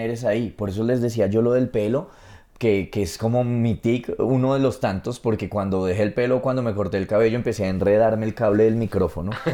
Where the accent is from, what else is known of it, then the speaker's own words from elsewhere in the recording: Colombia; Como colombiano